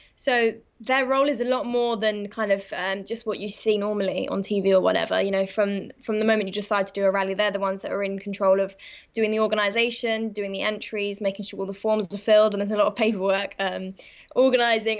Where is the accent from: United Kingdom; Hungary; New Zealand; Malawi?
United Kingdom; England; also born or lived in Kent; I'm from England